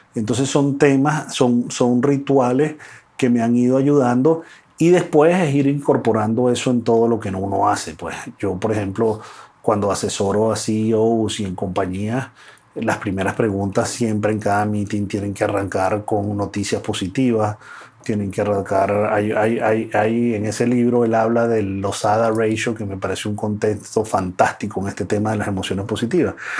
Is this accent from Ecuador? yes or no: no; Venezuela; yo nací en Venezuela